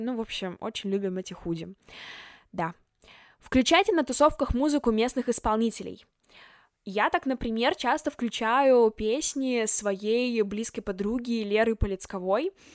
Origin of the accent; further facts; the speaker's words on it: Chelyabinsk, Chelyabinsk Oblast, Russia; moved away as an adult; now in Moscow, Russia; Я из Челябинска, но уже год живу и учусь в Москве на журналистике вышки.